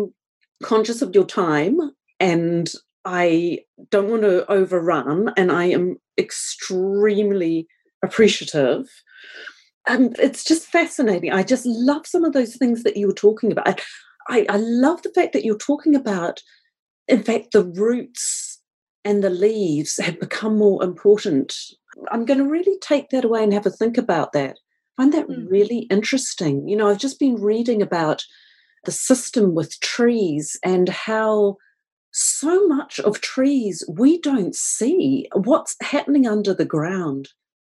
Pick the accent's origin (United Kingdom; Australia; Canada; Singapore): Canada; And actually, one thing I should say, being a Canadian, is when … passed away, the first person I thought of was you